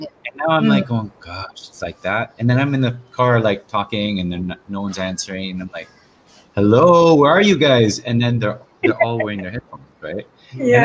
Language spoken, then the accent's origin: English; United States; growing up in the States